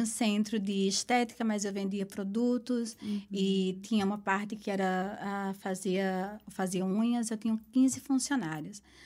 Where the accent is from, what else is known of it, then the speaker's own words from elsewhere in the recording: Caruaru, Pernambuco, Brazil; moved away as an adult; now in New York, United States; eu sou de Caruaru, a capital do forró, o melhor São João do mundo